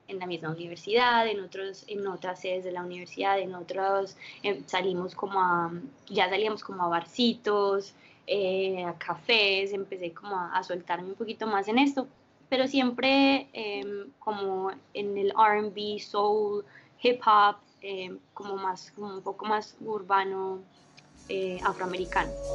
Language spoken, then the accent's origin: Spanish; Miami, Florida, United States; moved away as an adult; also born or lived in San Javier, Medellín, Colombia; now in Colombia; yo fui criada en Miami, Florida